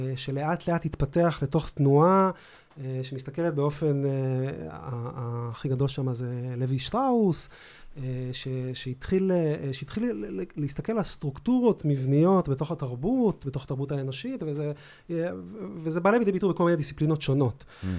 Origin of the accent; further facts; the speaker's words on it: Ramat HaSharon, Tel Aviv District, Israel; אני גדלתי ברמת שרון